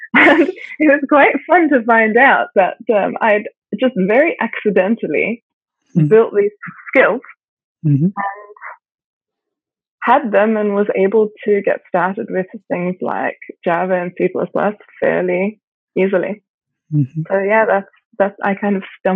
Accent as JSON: {"language": "English", "country": "South Africa", "tie": "born or raised there", "said": "I grew up in South Africa"}